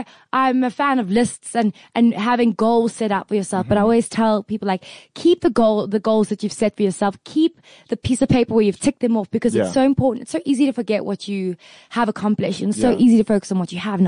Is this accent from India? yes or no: no; South Africa; I'm just a South African white girl